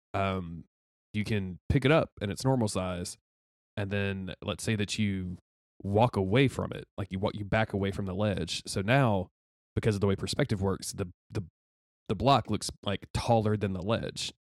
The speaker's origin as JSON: {"language": "English", "region": "the South", "country": "United States", "tie": "born or raised there", "said": "a white cis dude growing up in the South."}